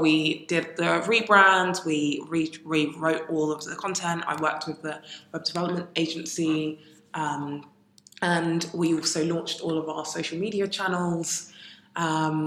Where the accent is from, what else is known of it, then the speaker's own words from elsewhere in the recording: United Kingdom; also born or lived in Ghana; I am British and Ghanaian.